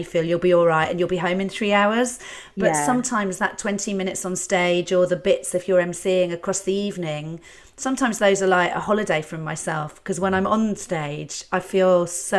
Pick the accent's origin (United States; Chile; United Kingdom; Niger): United Kingdom; Shaftesbury, South West England; I was brought up in Shaftesbury, so on the sort of Wiltshire border